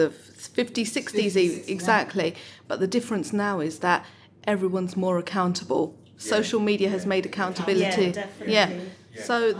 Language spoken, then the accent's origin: English; London, United Kingdom; growing up in Southeast London, we didn't have many ethnic minority people